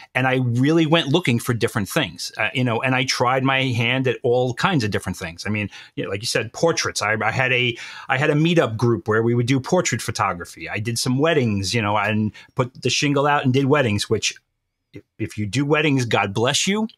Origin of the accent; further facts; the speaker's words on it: New York, United States; I was born and bred in New York. and I will always be a New Yorker.